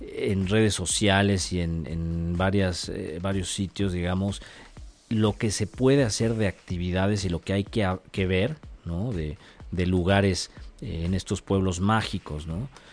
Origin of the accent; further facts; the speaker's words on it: Mexico; siendo mexicano